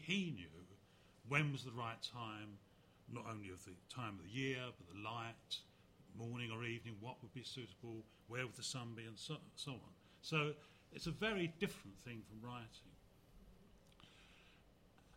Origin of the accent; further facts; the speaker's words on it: Canvey Island, East of England, United Kingdom; also born or lived in Hadleigh, Essex; I grew up on Canvey Island, and our family left a year before the floods in 1953